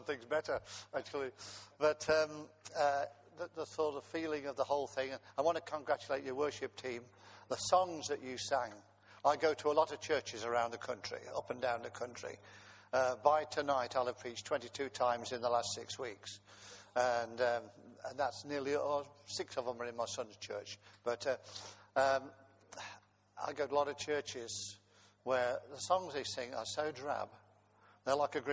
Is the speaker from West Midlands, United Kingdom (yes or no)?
yes; Coventry, West Midlands, United Kingdom; I was born in Coventry while the German bombs were falling on the city